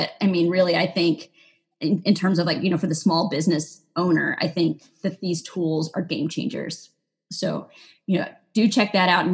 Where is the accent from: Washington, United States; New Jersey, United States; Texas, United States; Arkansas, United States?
Texas, United States; now in Maine, United States; I was born in Texas